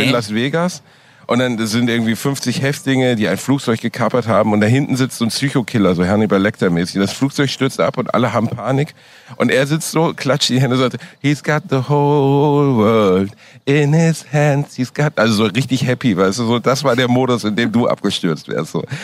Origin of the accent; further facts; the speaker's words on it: Germany; als Deutscher